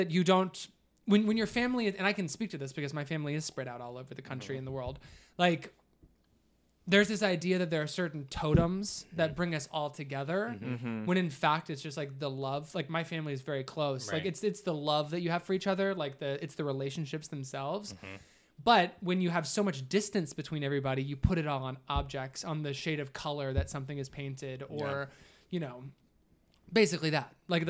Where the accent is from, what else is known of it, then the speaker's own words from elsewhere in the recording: Ohio, United States; The house that I grew up in Southern Ohio was painted this